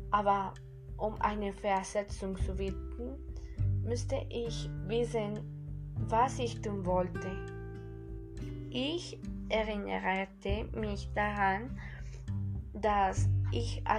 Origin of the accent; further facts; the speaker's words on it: Colombia; German is a second language; ich komme aus Kolumbien.